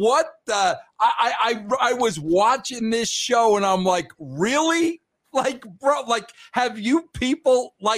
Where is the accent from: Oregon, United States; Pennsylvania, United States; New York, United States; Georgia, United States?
New York, United States; moved away as an adult; also born or lived in Atlanta; now in Colorado, United States; I was born and raised in New York, of course. Yes, spent some time in Atlanta. But I've been out here in Colorado for about the last dozen years.